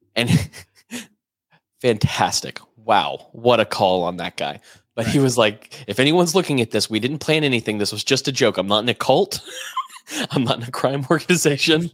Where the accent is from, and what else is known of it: United States